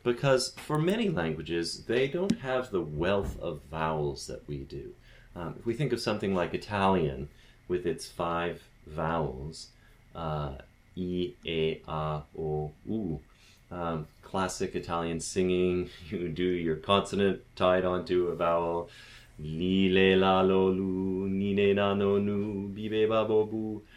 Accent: Canada

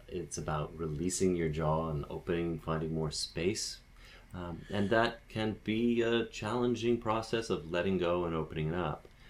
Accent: Canada

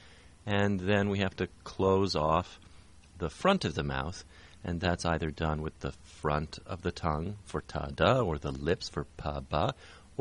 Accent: Toronto, Ontario, Canada; I'm from Toronto, Canada

